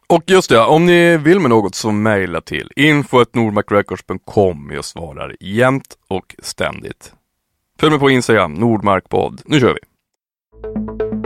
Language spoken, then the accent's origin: Swedish; Piteå, Norrbotten County, Sweden; Jag är uppväxt i Piteå